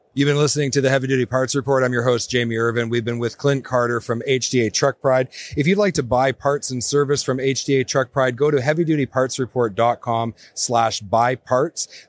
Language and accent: English; Northern Canada, Canada; I'm from Northern Canada